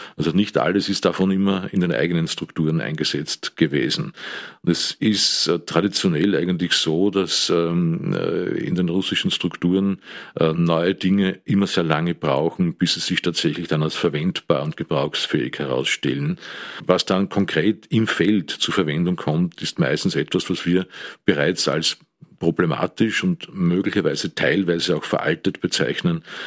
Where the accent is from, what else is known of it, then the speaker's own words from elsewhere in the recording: Amstetten, Lower Austria, Austria; also born or lived in Steyr, Upper Austria; Bin 1955 geboren am Land äh, im schönen Steyr, bin aufgewachsen dann im westlichen Niederösterreich, habe dort äh, normale Volksschule besucht, das Gymnasium in Amstetten